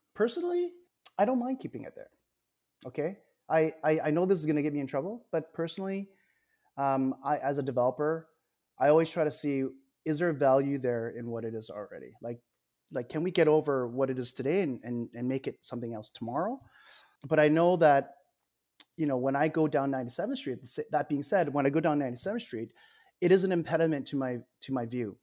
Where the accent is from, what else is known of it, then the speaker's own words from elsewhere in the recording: Edmonton, Alberta, Canada; I'm born in Edmonton